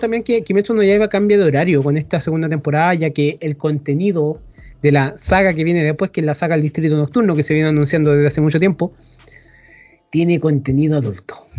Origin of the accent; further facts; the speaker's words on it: Chile; soy chileno